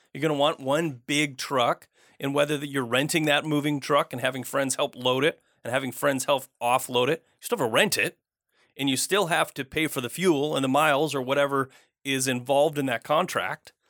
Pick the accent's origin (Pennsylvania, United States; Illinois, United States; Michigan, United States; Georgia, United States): Michigan, United States; moved away; I grew up out of state. I grew up in Michigan.